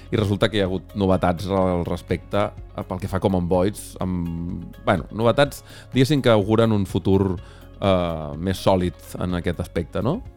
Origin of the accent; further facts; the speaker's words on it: Catalonia, Spain; que això sóc Català ah.